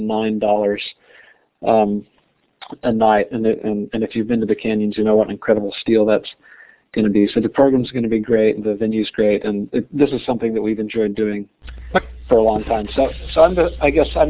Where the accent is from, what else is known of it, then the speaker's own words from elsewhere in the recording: West Virginia, United States; moved away; growing up in West Virginia